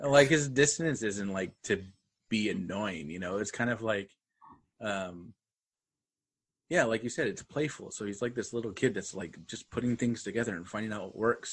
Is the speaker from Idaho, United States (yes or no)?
yes; Pocatello, Idaho, United States; moved away as an adult; also born or lived in Louisiana; now in Houston area, United States; my hometown, Pocatello